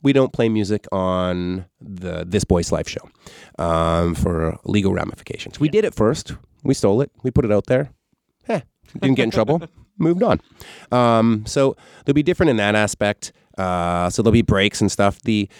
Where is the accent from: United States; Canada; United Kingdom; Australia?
Canada; I'm Canadian, just like Pam Anderson.